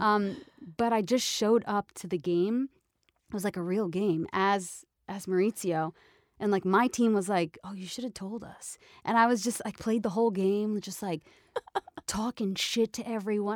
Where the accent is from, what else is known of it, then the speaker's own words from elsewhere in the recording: New York, United States; moved away; I'm Italian from New York